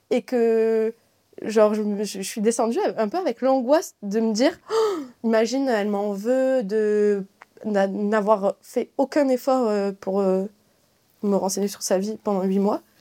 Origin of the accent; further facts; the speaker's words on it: southern France, France; now in Paris, France; du coup, je viens du Sud. Euh, là, je suis à Paris.